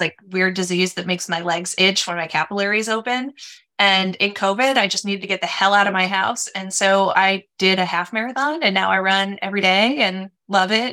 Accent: Minnesota, United States; also born or lived in San Francisco, California; I was born in San Francisco, but grew up in Minnesota.

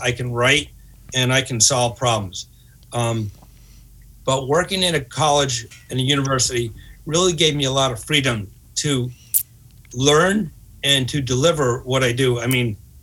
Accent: New England, United States; I'm from New England

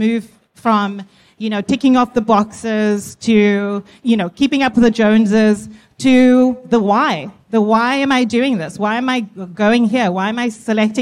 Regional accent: South Africa; now in United States; I am South African, based in the US.

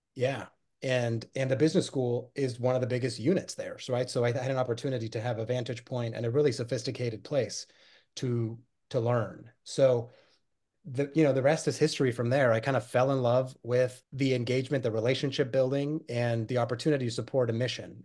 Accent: Pacific Northwest, United States; also born or lived in Buenos Aires, Argentina; I was born in Buenos Aires, Argentina, and, uh, was born and raised there. My family moved to the United States, uh, in search of that, that elusive American dream, uh, when I was nine years old, and we settled in the Pacific Northwest

